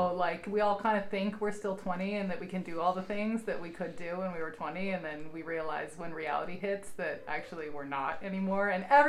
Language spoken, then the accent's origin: English; Montana, United States; moved away; I'm from Montana.